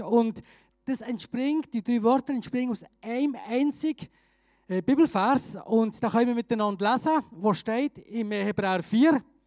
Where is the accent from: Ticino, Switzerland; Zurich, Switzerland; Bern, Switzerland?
Bern, Switzerland; moved away as an adult; also born or lived in Graubünden; now in Chur, Switzerland; ich bin ursprünglich Berner